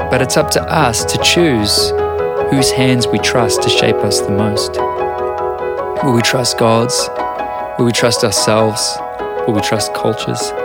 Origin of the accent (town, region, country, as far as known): New Zealand